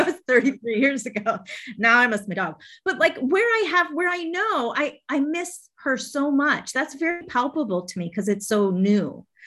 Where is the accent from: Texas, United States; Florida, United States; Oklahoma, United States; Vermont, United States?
Vermont, United States; now in Atlanta, United States; when I was young, I grew up in Vermont